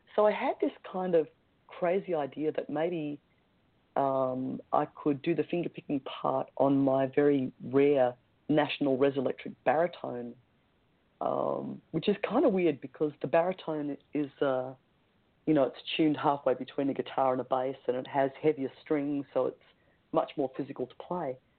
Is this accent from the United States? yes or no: no; Melbourne, Victoria, Australia; in my hometown